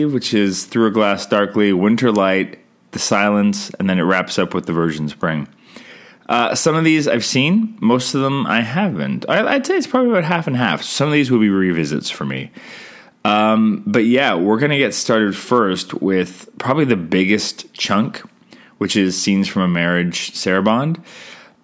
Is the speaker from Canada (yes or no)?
yes; Canada; I'm Canadian filmmaker